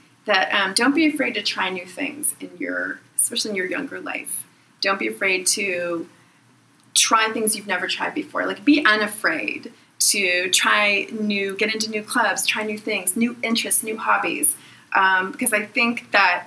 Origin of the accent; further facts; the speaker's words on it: Pittsburgh, Pennsylvania, United States; I'm from Pittsburgh